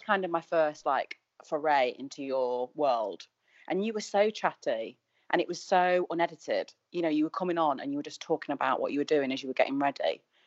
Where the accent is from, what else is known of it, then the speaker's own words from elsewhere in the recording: Manchester, North West England, United Kingdom; moved away; I'm from Manchester